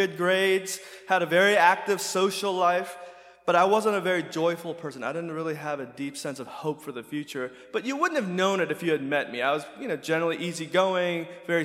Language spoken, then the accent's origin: English; United States; growing up in America